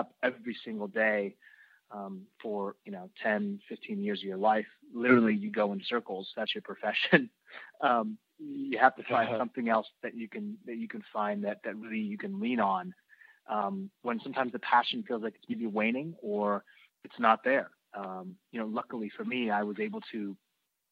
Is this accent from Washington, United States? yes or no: yes; Seattle, Washington, United States; I grew up in the Seattle area in the Pacific Northwest